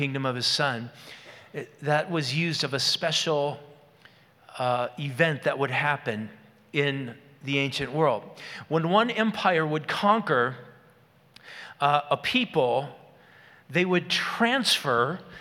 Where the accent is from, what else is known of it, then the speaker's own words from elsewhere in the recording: Moose Lake, Minnesota, United States; the grocery store in my hometown of Moose Lake, the Red Owl